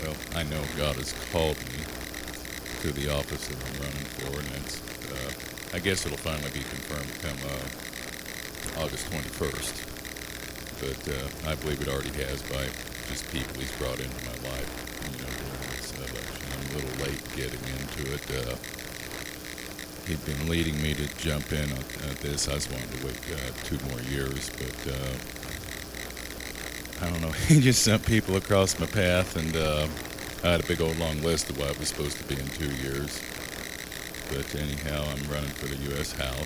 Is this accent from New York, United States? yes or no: no; Cheyenne, Wyoming, United States; I was raised here in Cheyenne. Yeah, I'm a believer. I'm a minister, Bible college graduate.